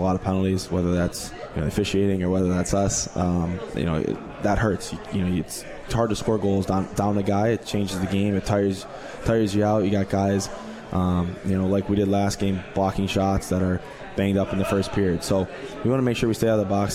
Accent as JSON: {"language": "English", "town": "Buffalo", "region": "New York", "country": "United States", "tie": "born or raised there", "said": "getting drafted by my hometown team in the Buffalo Sabres"}